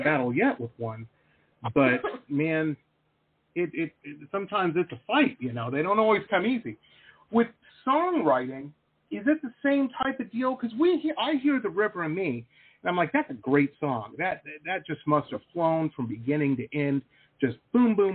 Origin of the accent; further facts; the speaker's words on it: Detroit, Michigan, United States; moved away as an adult; also born or lived in Boston / San Diego; I grew up in Metro Detroit